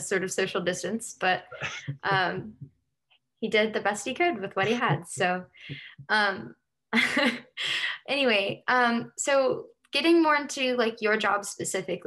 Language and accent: English; South Carolina, United States; I'm from South Carolina